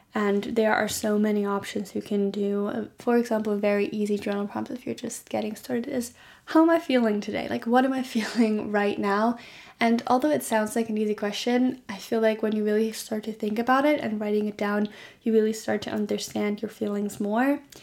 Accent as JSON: {"language": "English", "country": "Germany", "tie": "born or raised there"}